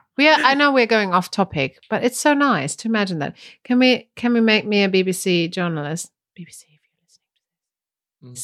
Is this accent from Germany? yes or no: yes; Germany; English is a second language; moved away; from Germany